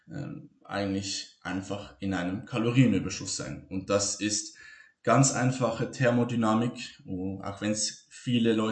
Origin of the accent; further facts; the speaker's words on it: Switzerland; Ich bin Schweizer. Ich kann nicht Hochdeutsch sprechen.